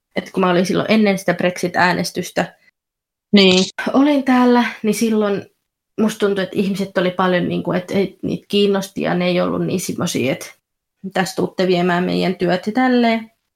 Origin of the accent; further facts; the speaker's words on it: Finland; now in Essex, United Kingdom; mä oon Suomesta kotoisin